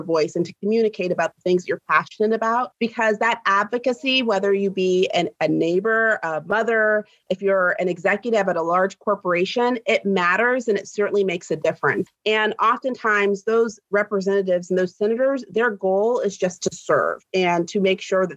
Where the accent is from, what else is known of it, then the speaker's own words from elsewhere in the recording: a small suburb outside of Columbus, Ohio, United States; moved away as an adult; my hometown in a small suburb in outside of Columbus